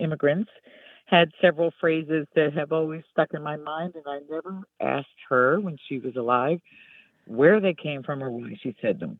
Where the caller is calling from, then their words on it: Genoa, New York, United States; I am calling from Genoa, New York.